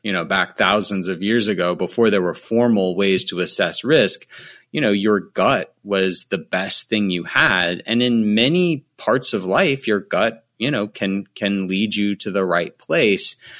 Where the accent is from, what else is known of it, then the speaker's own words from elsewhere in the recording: United States; the U S of A, uh, instead, since that's where I'm from